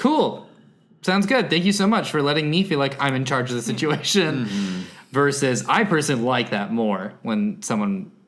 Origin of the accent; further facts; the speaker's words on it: San Jose, California, United States; Yeah, I'm from San Jose.